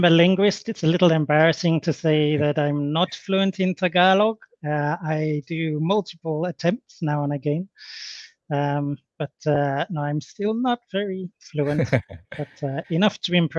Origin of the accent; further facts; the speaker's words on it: United Kingdom; now in Philippines; I'm a British national, but I've lived, studied, worked in 10 different countries before I arrived in the Philippines. So Philippines is country number 11